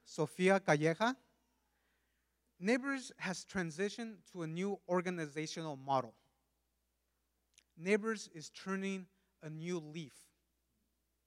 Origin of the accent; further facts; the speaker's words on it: California, United States; first language Spanish; English is a second language; also born or lived in Mexico; I was born and raised in California for the most part. Shortly after being born, my family moved back to Mexico and eventually returned to the U.S.